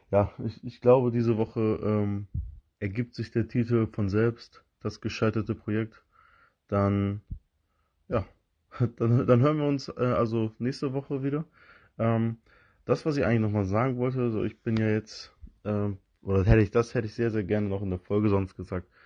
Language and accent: German; Northern Germany, Germany; Dann denkt man sich so als, als Norddeutscher, wenn man da langläuft mit so einem ausfriesischen Charme, ähm, so, ja, wieso haben die hier keine Gummistiefel an?